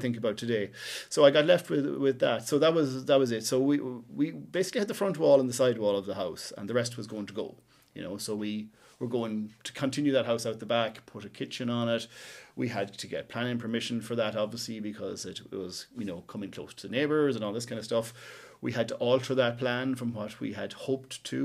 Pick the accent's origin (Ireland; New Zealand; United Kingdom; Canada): Ireland; West Cavan, Ulster; moved away as an adult; now in Cork, Ireland; I'm from West Cavan, uh, up in the hills up there